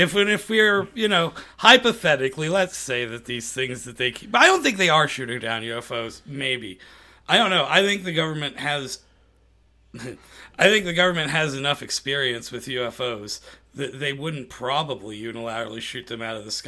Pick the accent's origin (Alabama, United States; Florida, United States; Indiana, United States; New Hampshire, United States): Indiana, United States; Arcadia; I grew up in Arcadia, which is right next to Cicero